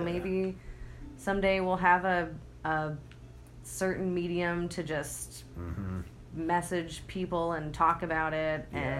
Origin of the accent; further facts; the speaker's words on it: Midwest, United States; We are from the Midwest.